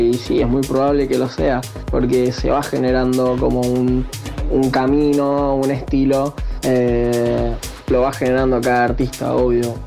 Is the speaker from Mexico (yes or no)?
no; Argentina; moved away as an adult; now in Tenerife, Spain; me fui de Argentina, estoy viviendo en España, estoy viviendo en Tenerife